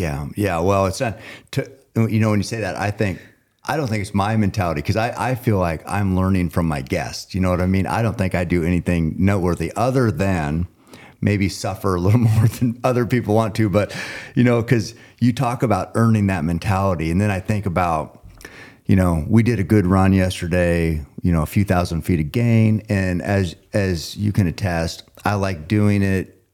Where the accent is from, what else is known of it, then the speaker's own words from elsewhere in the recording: Oregon, United States; I'm from Oregon